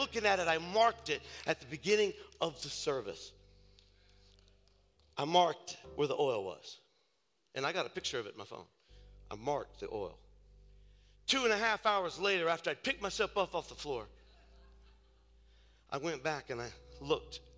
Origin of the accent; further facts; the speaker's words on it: north of Cincinnati, Ohio, United States; I'm from up north of Cincinnati.